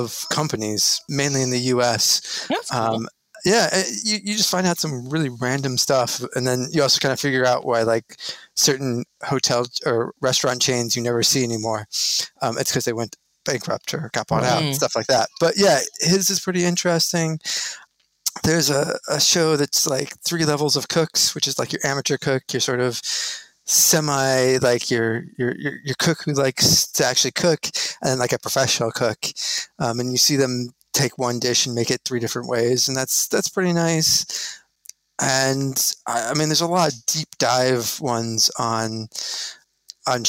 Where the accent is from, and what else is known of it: Albuquerque, New Mexico, United States; born or raised there; moved away as an adult